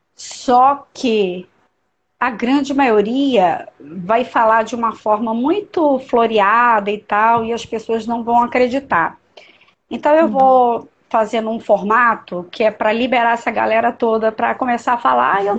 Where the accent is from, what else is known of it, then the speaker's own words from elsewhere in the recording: Niterói, Rio de Janeiro, Brazil; now in Brasília, Brazil; eu sou de Niterói, do estado do Rio, mas moro em Brasília há muitos anos.